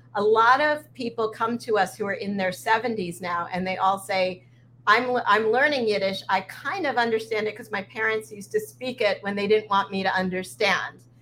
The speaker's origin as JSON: {"language": "English", "town": "Sea Cliff", "region": "New York", "country": "United States", "tie": "born or raised there", "also_born_or_lived": "Flatbush, Brooklyn", "said": "I was born in Flatbush, Brooklyn, and I moved to Seacliff, Long Island when I was four"}